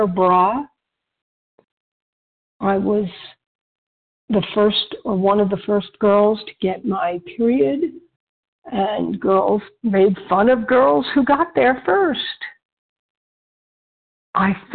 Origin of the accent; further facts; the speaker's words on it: Westchester County, New York, United States; moved away as an adult; also born or lived in Switzerland; I was born in New York area, Westchester County